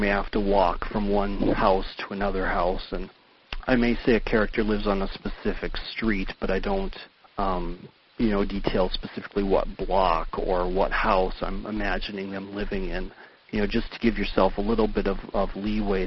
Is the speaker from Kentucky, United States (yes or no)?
no; Upper Michigan, United States; growing up in Upper Michigan